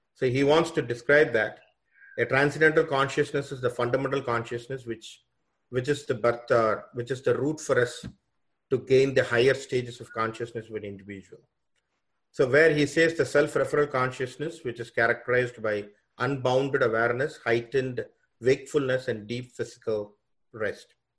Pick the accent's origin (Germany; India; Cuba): India; also born or lived in Fairfield, Iowa, United States; now in Toronto, Canada; I was born from India. Basically, I'm now I'm in Canada, Toronto, uh, working in a college here as a professor.